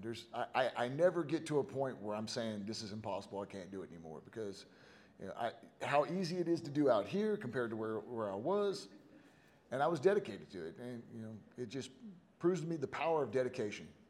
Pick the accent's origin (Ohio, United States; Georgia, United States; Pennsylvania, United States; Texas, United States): Texas, United States; Houston; I'm from Houston, right? I'm from I'm from Texas